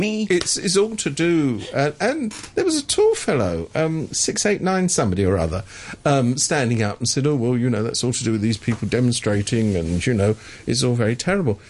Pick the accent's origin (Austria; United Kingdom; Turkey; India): United Kingdom; I come from Britain